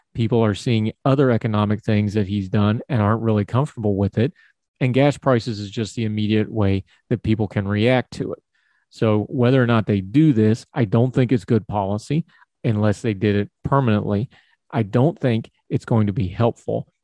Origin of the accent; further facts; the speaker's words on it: United States; I'm an American.